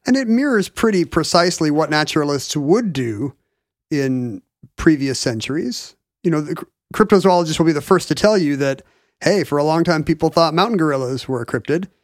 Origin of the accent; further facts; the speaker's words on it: Edmonds, Washington, United States; when I was growing up in Edmonds